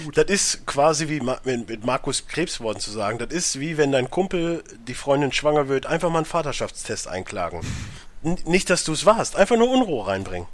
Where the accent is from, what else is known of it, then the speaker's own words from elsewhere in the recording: Germany; als Europäer, beziehungsweise als Deutscher